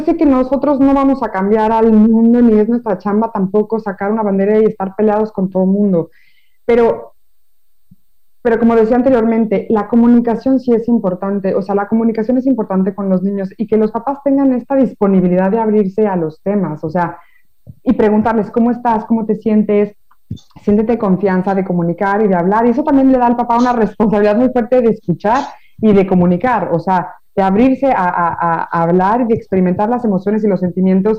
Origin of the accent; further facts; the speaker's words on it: Mexico; now in France; yo soy de México